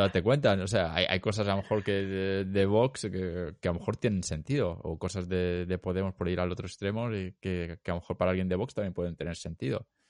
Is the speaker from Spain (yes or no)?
yes; Elche, Valencian Community, Spain; moved away; soy, como si de Elche